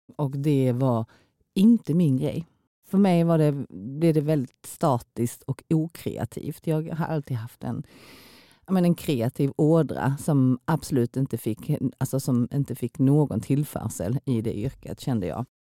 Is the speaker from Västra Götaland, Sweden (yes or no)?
no; Kristianstad, Skåne, Sweden; moved away as an adult; also born or lived in South Korea / Stockholm / Helsingborg; now in Malmö, Sweden; jag kommer ju då från Kristianstad och min man kommer ifrån Blekinge.